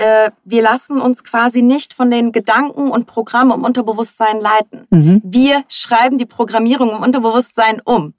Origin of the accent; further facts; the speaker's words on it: Hamburg, Germany; Ich bin in Hamburg geboren, bin die Tochter äh, von äh, türkischen ehemaligen Gastarbeitern